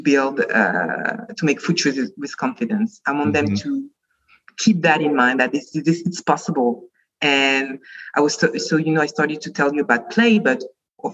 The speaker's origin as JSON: {"language": "English", "country": "France", "tie": "born or raised there", "also_born_or_lived": "Lansing, Michigan, United States", "moved": "as an adult", "lives_now": "New Jersey, United States", "said": "I was born in the U.S. in Lansing, Michigan, with a Caribbean mom and an African father. And I grew up in France most of my life until finishing my PhD."}